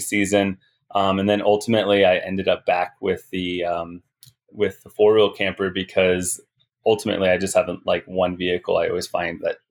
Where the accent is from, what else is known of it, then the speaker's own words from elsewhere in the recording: Glenwood Springs, Colorado, United States; Glenwood Springs, my hometown